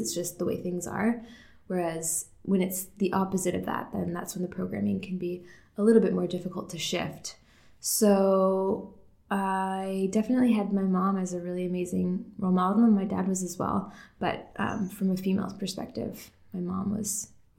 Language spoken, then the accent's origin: English; Markham, Ontario, Canada; also born or lived in Toronto; I was born in Toronto, grew up in Markham mostly